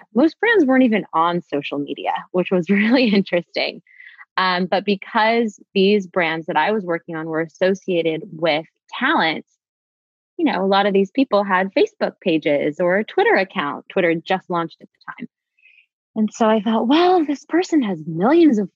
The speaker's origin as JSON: {"language": "English", "town": "Los Angeles", "region": "California", "country": "United States", "tie": "born or raised there", "also_born_or_lived": "New York", "said": "I am from LA, born and raised. I grew up in Topanga Canyon"}